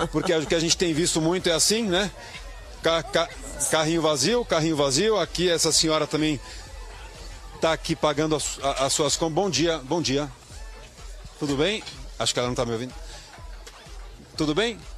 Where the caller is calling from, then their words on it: São Paulo, Brazil; Em São Paulo.